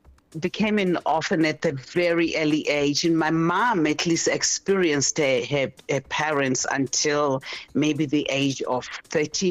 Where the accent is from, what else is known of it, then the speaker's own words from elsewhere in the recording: Durban, KwaZulu-Natal, South Africa; I was born in Durban, in KwaZulu-Natal